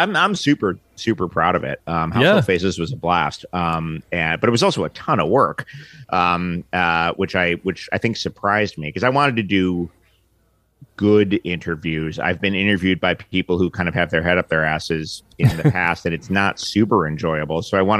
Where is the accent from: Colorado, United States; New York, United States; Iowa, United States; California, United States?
New York, United States; New York City; And I grew up in Manhattan